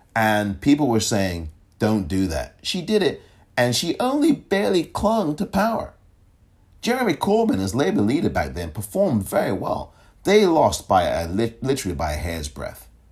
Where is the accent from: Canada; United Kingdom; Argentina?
United Kingdom; England; I am from England